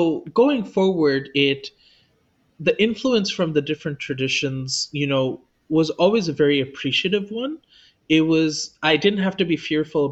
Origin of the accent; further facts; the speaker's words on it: Los Angeles, California, United States; I was also born in Los Angeles, which was already hyper diverse when it came to religion and spirituality